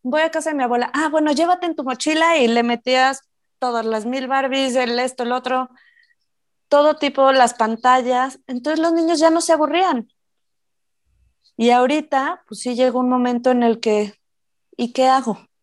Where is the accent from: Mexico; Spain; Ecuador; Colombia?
Mexico; Morelia, Michoacán; moved away; yo me acuerdo cuando era chiquita, digo, yo soy de provincia, yo soy de Morelia, entonces, me acuerdo perfecto que podíamos salir a jugar con mis primos